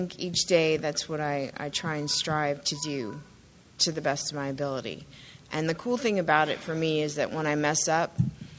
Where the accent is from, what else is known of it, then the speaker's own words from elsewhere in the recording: Arizona, United States; moved away; I grew up largely in Arizona